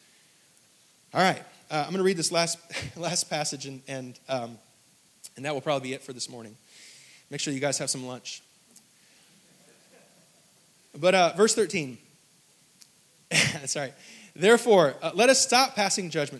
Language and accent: English; the North, United States; moved away; I'm from the North